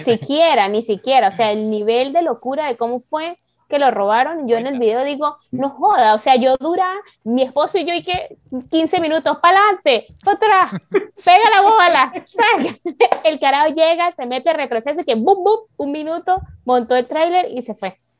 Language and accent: Spanish; San Cristóbal, Táchira, Venezuela; now in Canada; yo soy de San Cristóbal